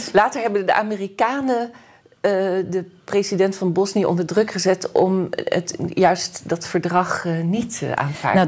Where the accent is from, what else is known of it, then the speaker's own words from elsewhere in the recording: Netherlands; als geboren Nederlandse